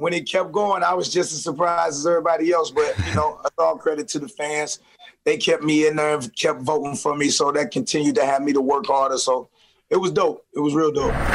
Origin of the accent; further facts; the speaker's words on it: St. Louis, Missouri, United States; just like I'm from St. Louis.